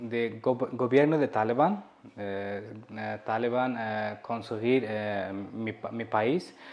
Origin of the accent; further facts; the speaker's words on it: Afghanistan; Spanish is a second language; moved away as an adult; now in Spain; eh, soy de Afganistán y ahora mismo mi país es de gobierno de Talibán.